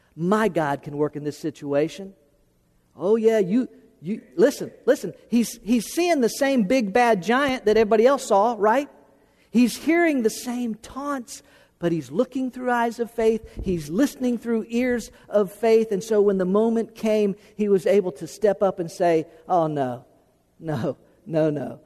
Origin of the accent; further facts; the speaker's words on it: Florida, United States; moved away as an adult; also born or lived in Tennessee; from Florida, the only place I'd ever lived